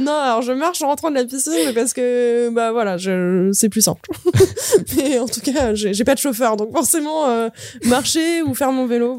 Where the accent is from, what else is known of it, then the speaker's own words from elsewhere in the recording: Dauphiné, Auvergne-Rhône-Alpes, France; moved away; chez moi, chez mes parents, c'est le Dauphiné